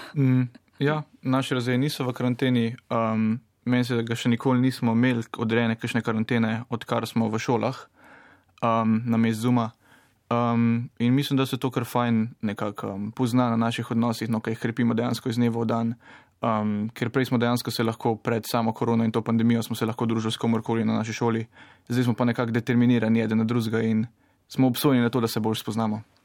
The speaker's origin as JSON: {"language": "Slovenian", "town": "Vrhnika", "country": "Slovenia", "said": "prihajam iz Vrhnke"}